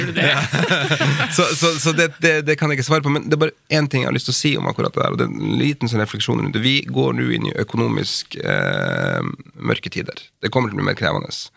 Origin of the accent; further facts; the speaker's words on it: Finnmark, Norway; jeg er jo finnmarking